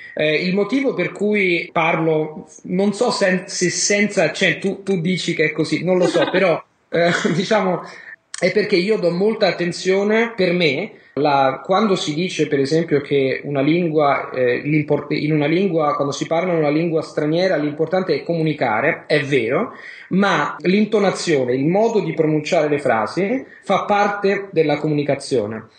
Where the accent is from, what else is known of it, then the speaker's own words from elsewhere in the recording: Rome, Lazio, Italy; sono di Roma, sono italiano, sono di Roma